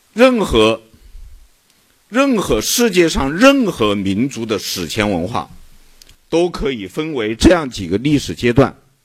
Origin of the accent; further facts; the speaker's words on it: China; 我是大陆同胞